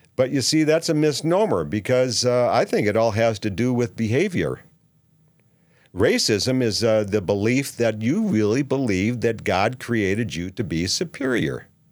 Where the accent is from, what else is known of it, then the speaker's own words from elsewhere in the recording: Minneapolis, Minnesota, United States; now in Saint George, United States; I'm from Minneapolis